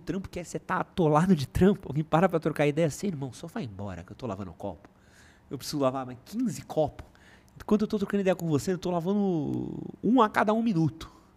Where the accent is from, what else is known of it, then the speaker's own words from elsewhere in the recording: São Paulo, Brazil; also born or lived in United Kingdom; eu sou da Moca, que é um bairro, que era um bairro muito pequeno